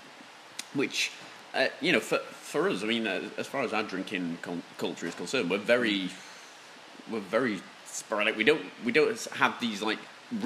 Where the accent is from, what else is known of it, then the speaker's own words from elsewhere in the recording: Yorkshire and the Humber, United Kingdom; being a Yorkshireman, you know, we're known for being a little bit tight with the brass